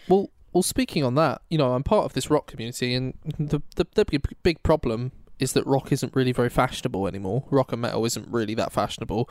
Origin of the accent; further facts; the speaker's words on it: Oxfordshire, South East England, United Kingdom; I'm from Oxfordshire